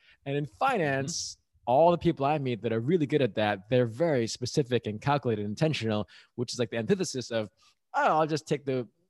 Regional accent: New York, United States; I'm from New York, just so you know, Mark.

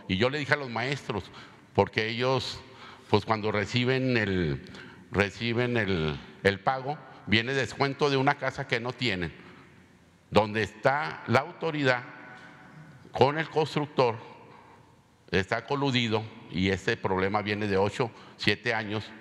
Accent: Mexico; Todos somos mexicanos

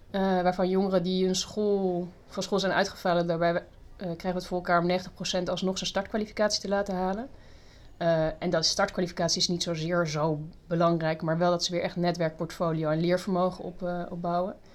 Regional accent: Australia; born there; also born or lived in Southern France; Ehm, geboren in Australië. Ik heb ook in Zuid-Frankrijk gewoond, dus een beetje over de hele wereld verschillende, ook verschillende culturen ontmoet.

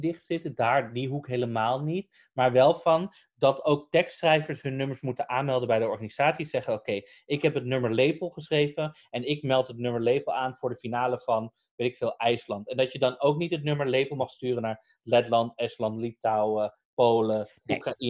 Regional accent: Netherlands; we komen uit Nederland

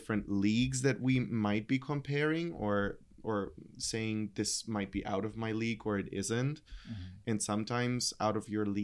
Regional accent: near Munich, Bavaria, Germany; moved away; Growing up in Germany, close to Munich

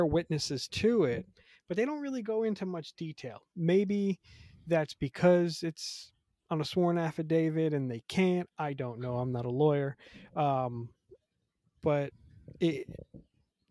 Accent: United States

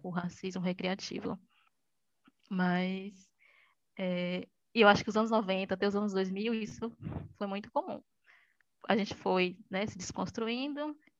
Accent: interior of Bahia, Brazil; E sou baiana, do interior da Bahia, não de Salvador

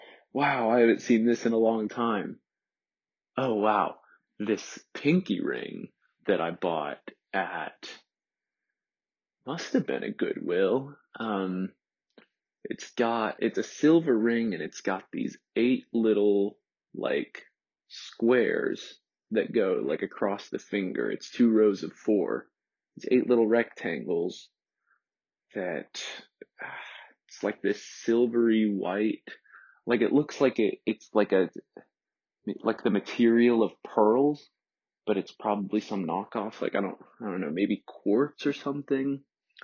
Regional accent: Crowley, Louisiana, United States; also born or lived in Lafayette, United States; I was born in Lafayette, Louisiana, which is one of my favorite places in this world. I love Southern Louisiana, and it's still where my dad's side of the family lives. It's where my dad's from as well. We're from the same town. And we lived in this little town called Crowley

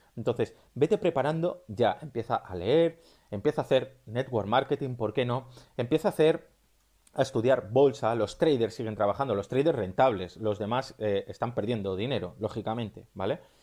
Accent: Spain; si me estás escuchando desde España, donde yo soy

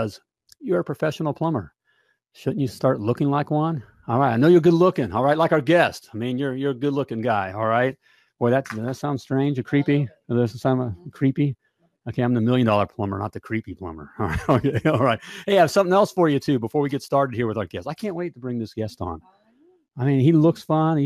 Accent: Winter Park, Florida, United States; I grew up in Winter Park, Florida

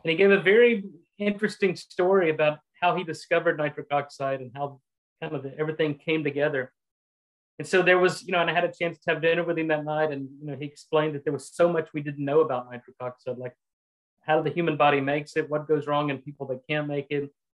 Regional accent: Texas, United States; also born or lived in Louisiana / Boston; I'm a Texan. I uh, was born and raised in Texas

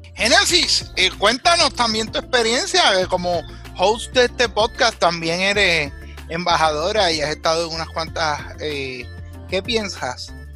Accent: Puerto Rico; los puertorriqueños no solo somos ciudadanos americanos o ciudadanos de Puerto Rico

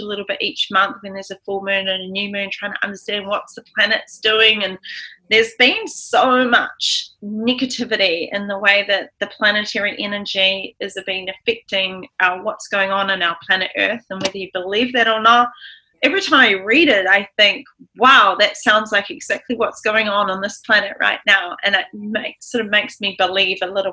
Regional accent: New Zealand; also born or lived in Los Angeles, United States; I'm a New Zealander

